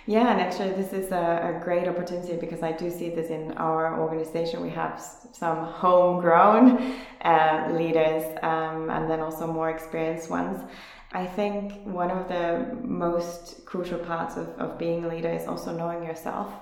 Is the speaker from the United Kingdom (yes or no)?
no; Finland; moved away as an adult; also born or lived in South Korea; now in Berlin, Germany; I'm originally from Finland, where I also started my career some uh, some ten years ago